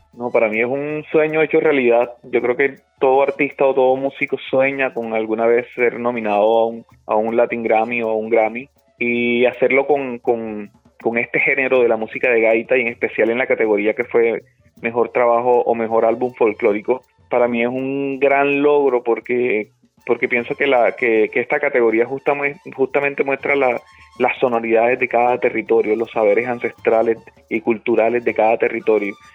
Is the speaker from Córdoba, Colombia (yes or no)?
yes; Montelíbano, Córdoba, Colombia; mi pueblo, de Montelíbano, de mi crianza, de, mi, de mis calles de infancia